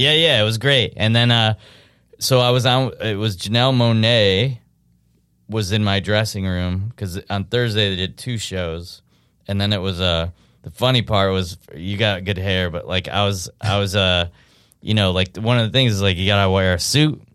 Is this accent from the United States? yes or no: yes; upstate New York, United States; I'm from upstate New York.